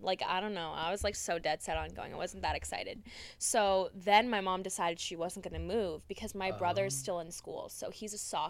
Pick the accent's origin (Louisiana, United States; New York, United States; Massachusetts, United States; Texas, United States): Massachusetts, United States; Tyngsborough; my hometown is like 15 minutes from here. So where are you from again? Tingsboro, Massachusetts.